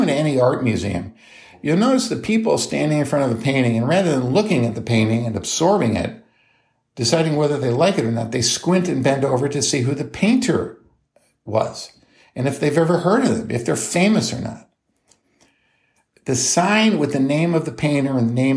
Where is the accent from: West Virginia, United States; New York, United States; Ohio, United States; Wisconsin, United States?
New York, United States; moved away as an adult; also born or lived in North Carolina; I grew up in New York State in the United States